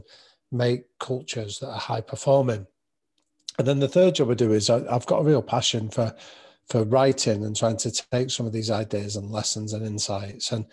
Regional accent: Manchester, North West England, United Kingdom; I grew up in North Manchester

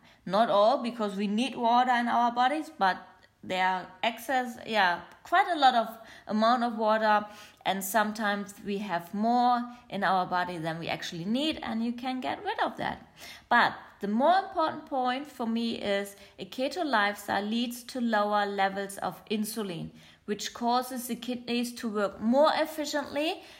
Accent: Germany; accent: German; first language German; English is a second language; also born or lived in Australia; my mother language is German, not English, but I used to live in Australia. Hello to everyone in Australia, to all my listeners there. And, you're pretty, yeah, hear my weird accent. It's quite German, it's a little bit of something else and a little bit of English.

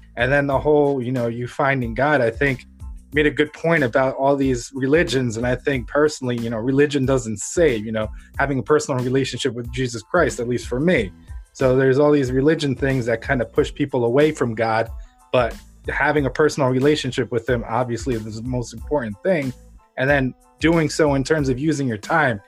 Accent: Ukraine; now in United States; I was born in Ukraine under the Soviet Union

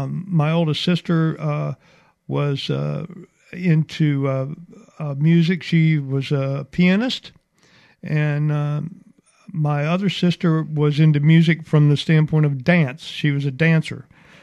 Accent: Mobile, Alabama, United States; Mobile, Alabama.

